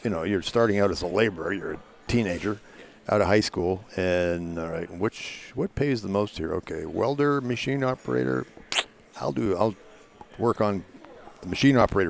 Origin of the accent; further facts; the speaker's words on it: Toronto, Ontario, Canada; also born or lived in Windsor, Ontario / Sarnia, Ontario / Port Huron, Michigan; Mostly in the Toronto area. I was born in Windsor